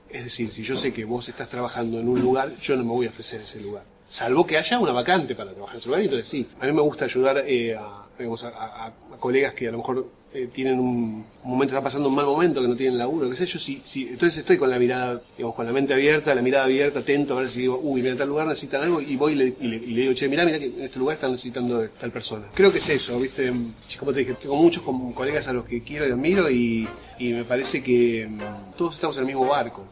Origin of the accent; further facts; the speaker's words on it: Berazategui, Buenos Aires Province, Argentina; yo nací en y viví en Berazategui hasta los 20 años